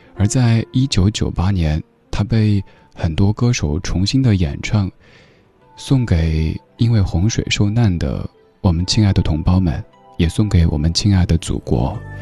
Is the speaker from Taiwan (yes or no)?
no; China; 一段我们中国人共同度过的艰难时刻